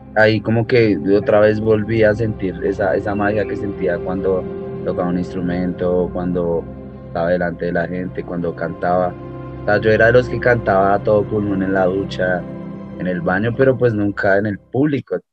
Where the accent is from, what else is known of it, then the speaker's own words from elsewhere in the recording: Bogotá, Colombia; also born or lived in Miami; la mayor parte de mi vida he pasado en, aquí en Bogotá, de Colombia